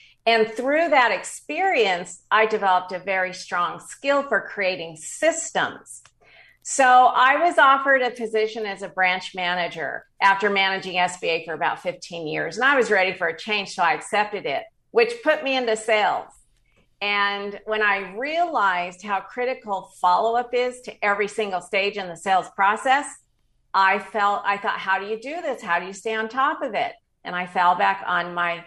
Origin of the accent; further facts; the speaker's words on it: Denver, Colorado, United States; moved away as an adult; also born or lived in San Diego, California; I was raised in Denver, Colorado, and at the age of 19, moved to San Diego